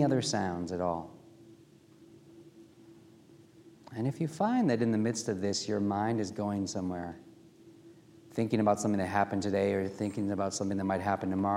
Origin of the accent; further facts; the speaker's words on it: Milwaukee, Wisconsin, United States; also born or lived in Washington, D.C.; now in Baltimore, United States; I grew up in Milwaukee, Wisconsin